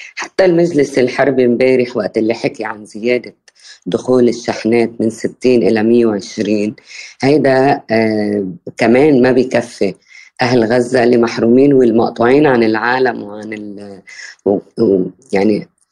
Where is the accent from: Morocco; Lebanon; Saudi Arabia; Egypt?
Lebanon; Bint Jbeil, Nabatieh Governorate; بالقرب من مدينة بنت جبيل اللي هي ضيعتي